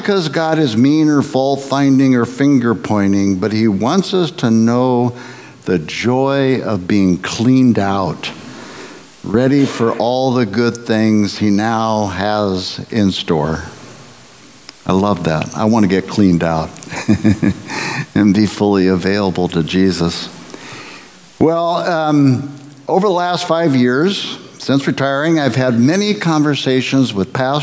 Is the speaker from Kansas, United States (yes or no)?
no; Nebraska, United States; I grew up in the Midwest, in Nebraska, in the 50s and 60s